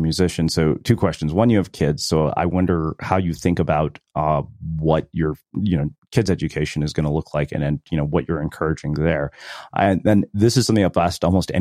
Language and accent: English; Texas, United States; growing up in Texas